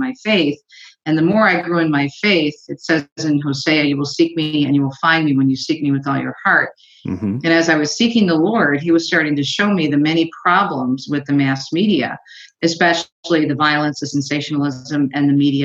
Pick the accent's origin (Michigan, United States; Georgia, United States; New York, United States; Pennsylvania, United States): Michigan, United States; Detroit; here in my hometown of the Detroit area